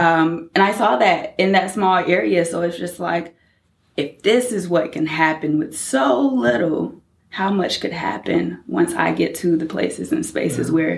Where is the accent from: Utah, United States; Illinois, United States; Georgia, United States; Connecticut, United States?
Georgia, United States; Douglas; moved away as an adult; also born or lived in Washington, D.C. / New York; I grew up in South Georgia, deep South Georgia, Douglas, Georgia, about an hour and a half from Florida. Growing up in that area, just a very rural area